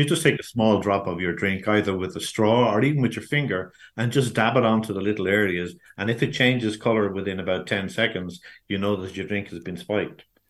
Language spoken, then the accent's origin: English; Ireland; we are as an Irish nation